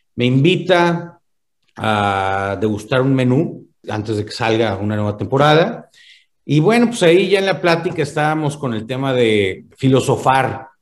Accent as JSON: {"language": "Spanish", "town": "Monterrey", "region": "Nuevo León", "country": "Mexico", "said": "yo como buen regiomontano"}